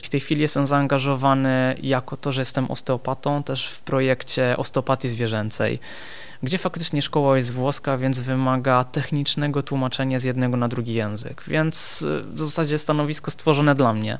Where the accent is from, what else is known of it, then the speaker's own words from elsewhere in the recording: Benevento, Campania, Italy; Polish is a second language; moved away as an adult; also born or lived in Poland; now in Wrocław, Poland; Urodziłem się w Benevento we Włoszech, dokładnie południe Włoch.